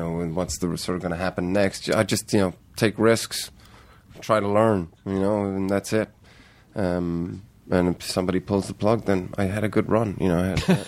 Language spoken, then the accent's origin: English; Ireland; also born or lived in Heidelberg, Germany; I was born in Heidelberg. And then we moved to Ireland when I was two.